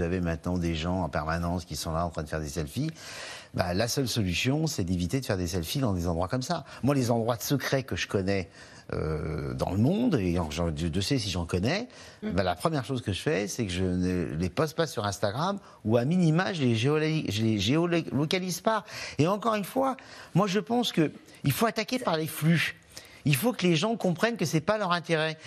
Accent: Cantal, Auvergne-Rhône-Alpes, France; dans le Cantal, chez moi

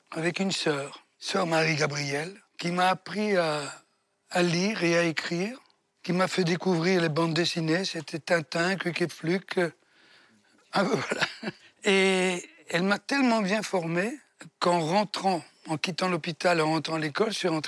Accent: Comiso, Sicily, Italy; born there; Un Comiso.

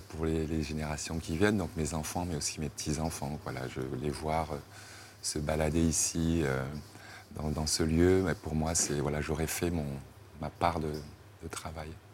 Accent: Yaoundé, Centre, Cameroon; moved away; là où j'ai grandi

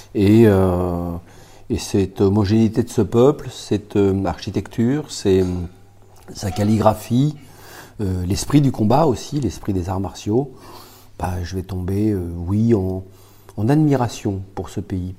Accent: France; Je suis français

